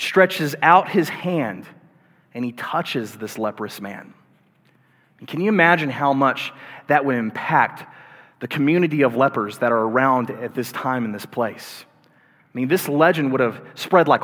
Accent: the Bible Belt, United States; I grew up in the Bible Belt, and I grew up going to church from time to time

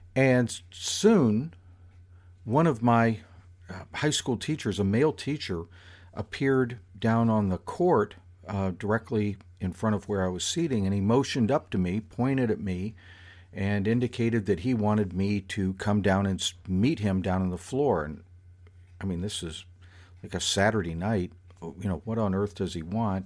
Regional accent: South Florida, United States; happened to me while I was in high school. But still, it is uniquely South Florida in its nature

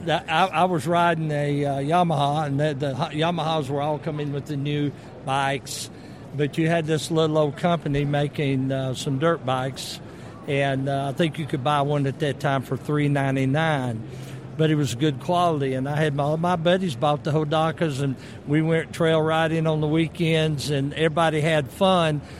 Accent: the South, United States; I'm from the South

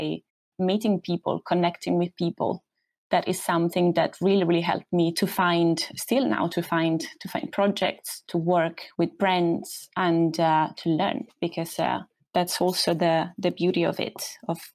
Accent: Southern Italy, Italy; moved away as an adult; also born or lived in Rome, Italy; now in London, United Kingdom; I'm from Italy, from south of Italy.

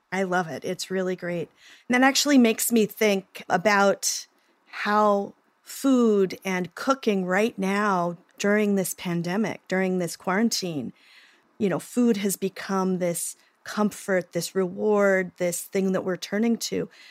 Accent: Oklahoma, United States; I'm from Oklahoma

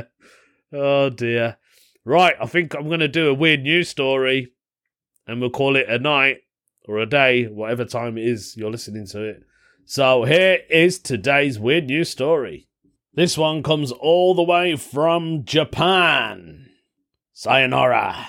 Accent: United Kingdom; accent: British; I've got a British accent

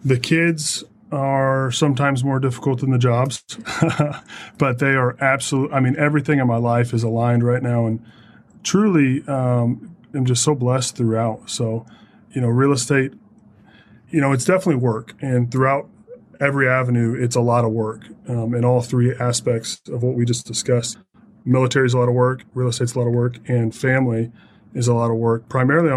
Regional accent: Southern Indiana, United States; moved away; I was born and raised in Southern Indiana and, you know, very proud Hoosier

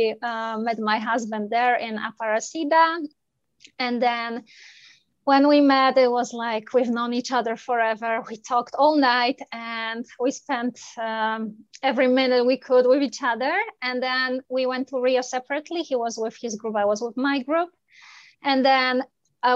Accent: Poland; moved away as an adult; now in Canada; I am originally from Poland

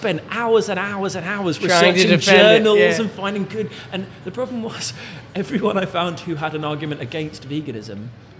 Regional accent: England, United Kingdom; I grew up in England

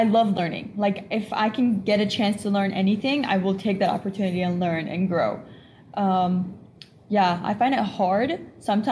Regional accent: United States; also born or lived in Egypt; I was born here in Washington. And then when I was 3 years old, I moved to Egypt. I lived there for 6 years

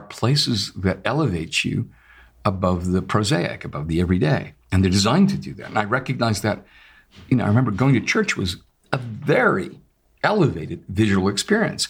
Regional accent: Lexington, Massachusetts, United States; having grown up in Massachusetts, in Lexington

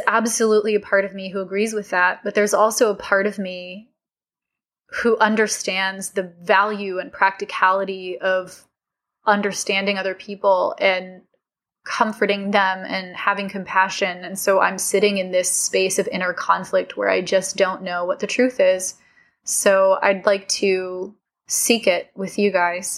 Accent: California, United States; I'm from California.

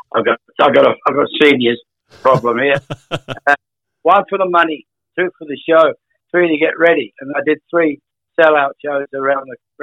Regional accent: Australia; I'm not an American, I'm an Australian

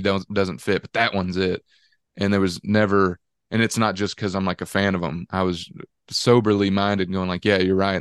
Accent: Dallas, Georgia, United States; being from Dallas, Georgia, I've gotten kind of this fake Texan look my whole life

